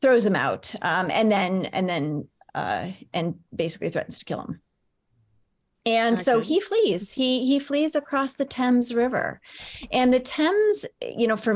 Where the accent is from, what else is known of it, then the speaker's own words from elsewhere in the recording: Rochester, New York, United States; now in Arizona, United States; I grew up in Rochester, New York, which is even further upstate